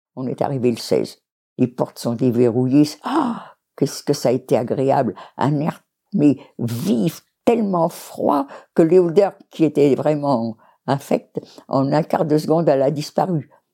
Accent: France; On est tous français

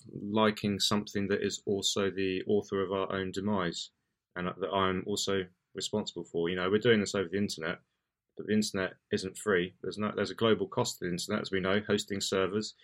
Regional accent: United Kingdom; being British

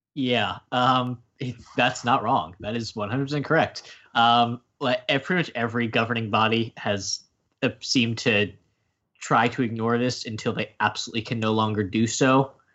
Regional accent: United States; as an American

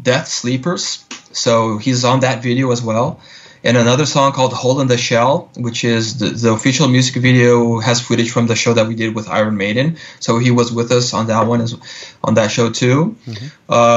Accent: southern Brazil, Brazil; moved away as an adult; now in Los Angeles, United States; my home state is part of Brazil, the culture is closer to, you know, the culture of Uruguay and Argentina

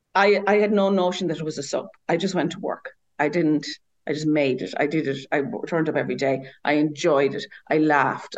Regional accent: Ireland; moved away as an adult; also born or lived in Dublin; I grew up in the country and I grew up at a certain time

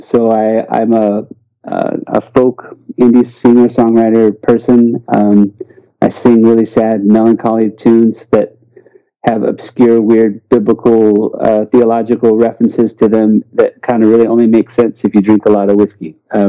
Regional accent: St. Louis, Missouri, United States; also born or lived in Memphis, United States / Washington, D.C., United States; I am an American, and I guess I'm cisgendered, I'm white, I'm kind of a heteronormative guy. I'm from St. Louis, Missouri, because of my dad's work, we moved around quite a bit.

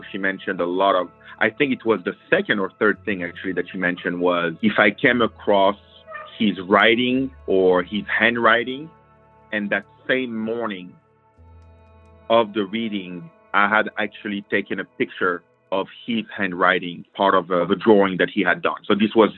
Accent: New York, United States; I'm from New York.

